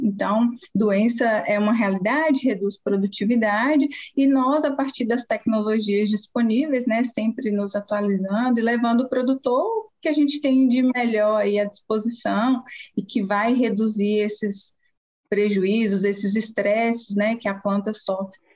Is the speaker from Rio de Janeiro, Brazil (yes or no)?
no; Montes Claros, Minas Gerais, Brazil; moved away as an adult; also born or lived in Viçosa; eu sou mineira, natural da cidade de Montes Claros, que fica no norte do estado de Minas Gerais